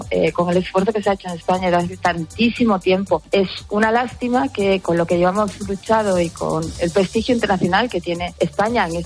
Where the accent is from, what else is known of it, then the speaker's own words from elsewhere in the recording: United States; now in Muros, Spain; Bueno, yo me crié en los Estados Unidos y estudié en los Estados Unidos, vine para aquí, me casé y fui ama de casa